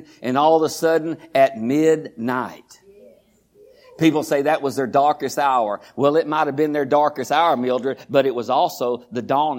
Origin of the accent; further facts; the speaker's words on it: Groesbeck, Texas, United States; I was born in Groesbeck, raised in Groesbeck.